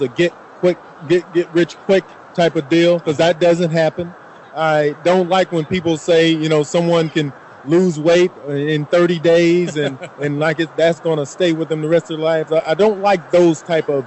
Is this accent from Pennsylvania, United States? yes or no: no; Fort Valley, Georgia, United States; moved away; I'm originally from Fort Valley, Georgia